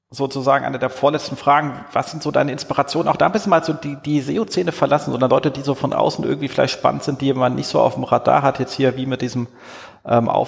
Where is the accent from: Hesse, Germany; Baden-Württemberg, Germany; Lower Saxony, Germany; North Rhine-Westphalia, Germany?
Hesse, Germany; Erzhausen; ich bin ja in Erzhausen aufgewachsen. Das, das liegt so zwischen Darmstadt und Frankfurt.